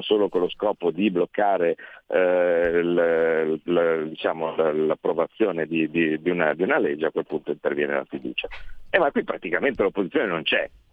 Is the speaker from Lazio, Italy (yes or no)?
no; Como, Lombardy, Italy; vengo da Como